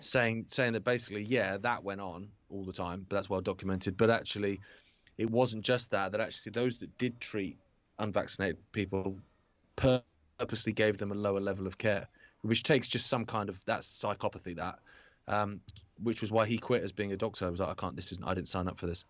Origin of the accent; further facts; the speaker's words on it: Isle of Wight, South East England, United Kingdom; I grew up on the Isle of Wight